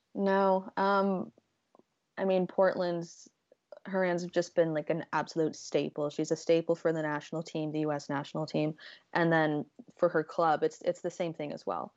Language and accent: English; Canada; I'm Canadian.